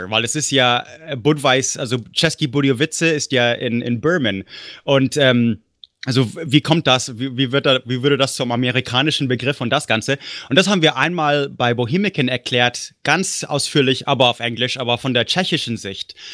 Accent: Munich, Bavaria, Germany; moved away; so langsam alle, alle paar Jahre juckt es ein bisschen schon, so äh, wo ich aufgewachsen bin. Und deswegen, ich denke mir, nächstes Jahr, höchstens übernächstes Jahr oder so, muss ich mal wieder München besuchen.

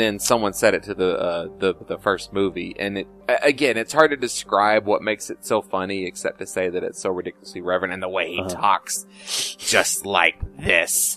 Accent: United States; as an American

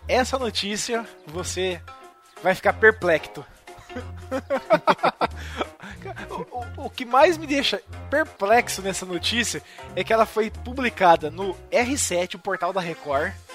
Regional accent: Campo Mourão, Paraná, Brazil; na minha terra natal, em Campo Mourão

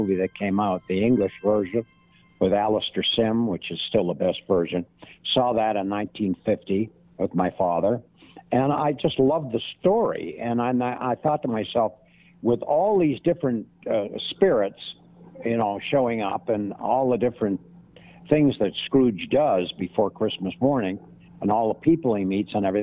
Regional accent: Canada; I'm Canadian

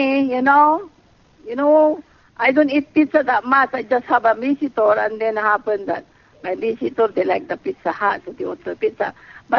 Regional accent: Philippines; moved away; we are Filipino

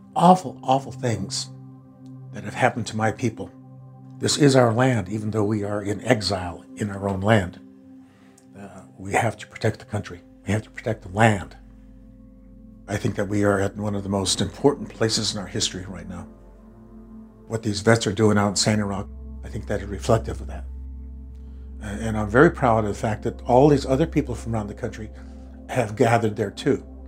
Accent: Rosebud, South Dakota, United States; now in Minnesota, United States; I was born in uh, Rosebud, South Dakota.

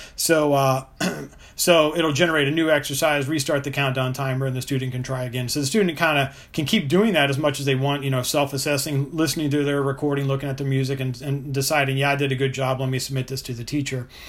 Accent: Richmond, Virginia, United States; my, my hometown of Richmond, Virginia

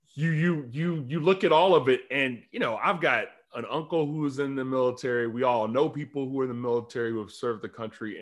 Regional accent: Alabama, United States; also born or lived in Mississippi; I, I grew up in Alabama

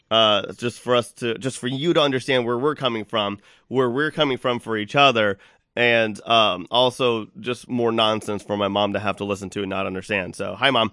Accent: Texas, United States; I'm from Texas

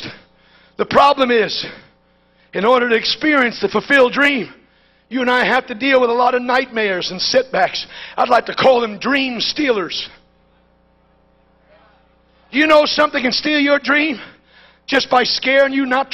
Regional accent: New York City, New York, United States; When I was raised in New York City, they used to give you this little cliche in school.

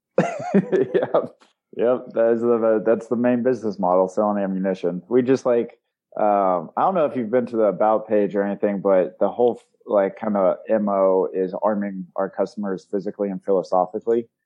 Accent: Springfield, Missouri, United States; I'm from Springfield, Missouri. Born and raised there

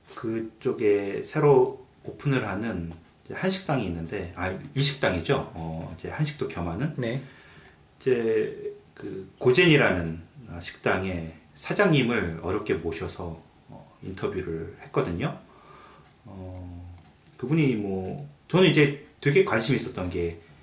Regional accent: South Korea; now in Canada; 저희는 한국 사람들은

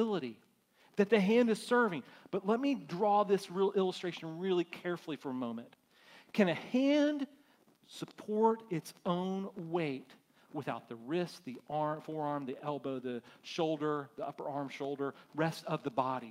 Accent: United States; as American Christians

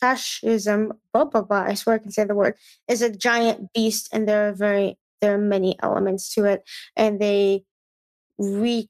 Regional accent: Midwest, United States; Growing up in the Midwest, everyone says you guys

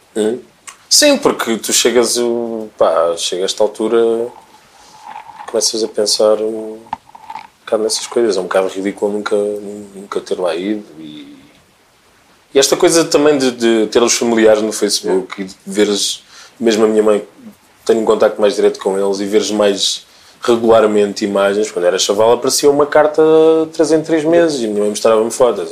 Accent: Sertã, Centro, Portugal; also born or lived in Democratic Republic of the Congo; now in Lisbon, Portugal; Passo muito tempo com pessoas do Porto, depois sou da Sertã, depois estou em Lisboa

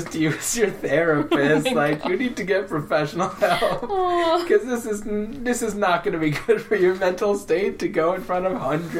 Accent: Indiana, United States; born or raised there

